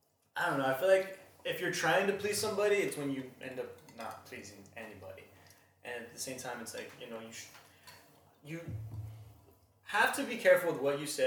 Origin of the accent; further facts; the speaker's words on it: San Diego, California, United States; I grew up in San Diego